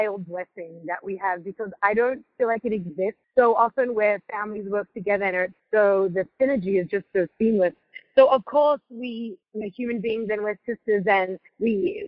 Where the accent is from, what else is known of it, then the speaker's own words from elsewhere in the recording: Sydney, New South Wales, Australia; moved away as an adult; also born or lived in Crown Heights, New York; now in New York, United States; When we were growing up in Australia, we grew up in a really beachy, laid-back suburb called Coogee.